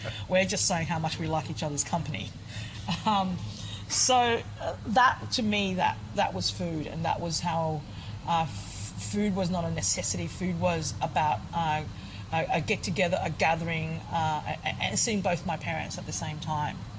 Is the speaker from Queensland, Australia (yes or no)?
yes; Queensland, Australia; also born or lived in Ho Chi Minh City, Vietnam; I was born in Saigon. I've, I've, been in Australia for pretty much all of my life